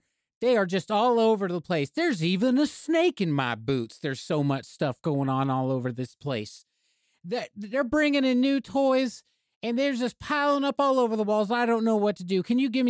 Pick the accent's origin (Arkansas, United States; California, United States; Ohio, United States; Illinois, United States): Arkansas, United States; And I grew up in Arkansas.